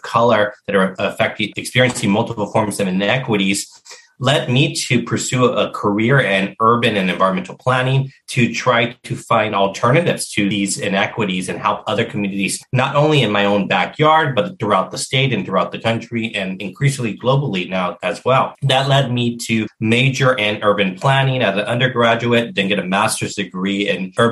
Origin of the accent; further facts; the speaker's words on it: Los Angeles, California, United States; I grew up in Los Angeles and primarily Latino immigrant communities